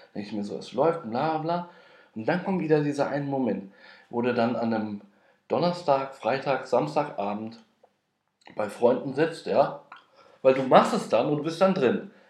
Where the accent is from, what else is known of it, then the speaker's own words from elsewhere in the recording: Frankfurt am Main, Hesse, Germany; now in Berlin, Germany; ich komme aus Frankfurt am Main